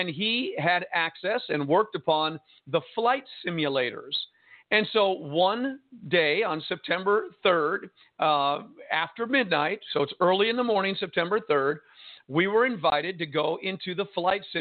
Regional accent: Jersey City, New Jersey, United States; also born or lived in San Diego, California; now in Arkansas, United States; I was born and raised in Jersey City, New Jersey

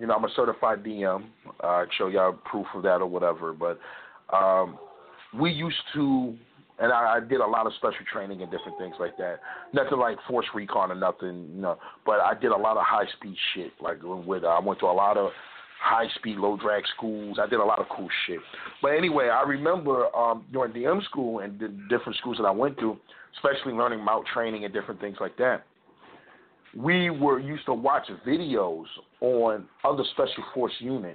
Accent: United States; I'm an American through and through

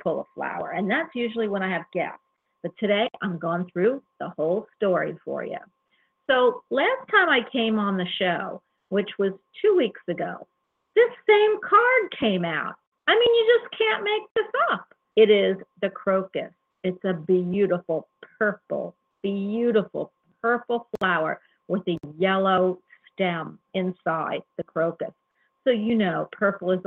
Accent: Florida, United States; I'm from Florida

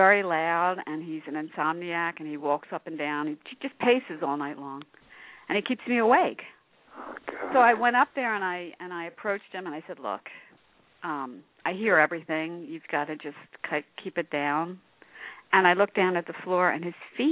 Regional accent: Philadelphia, Pennsylvania, United States; accent: Philadelphia; I'm from Philadelphia

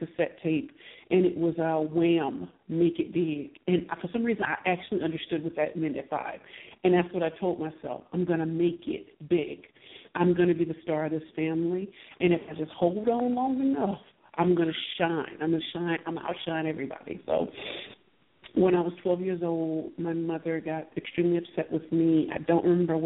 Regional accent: St. Louis, Missouri, United States; I am from St. Louis, Missouri

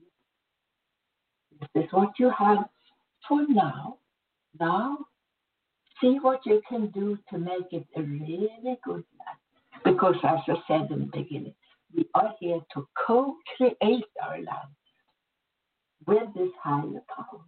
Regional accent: Sweden; moved away; I was born in Sweden. I had a really good life there.

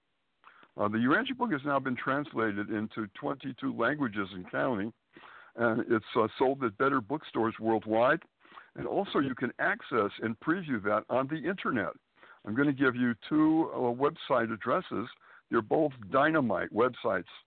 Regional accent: Springfield, Massachusetts, United States; born or raised there; moved away as an adult; also born or lived in Boston, Massachusetts; now in Manhattan, United States

